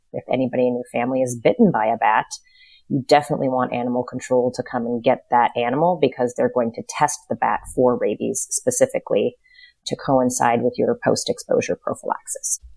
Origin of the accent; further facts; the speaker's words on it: North Dakota, United States; moved away as an adult; also born or lived in Lafayette, Indiana / Chicago; I was raised in North Dakota, pretty small town